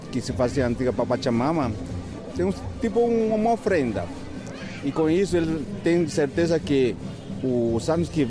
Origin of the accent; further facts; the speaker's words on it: Oruro, Bolivia; born there; Eu, eu nasci em Oruro.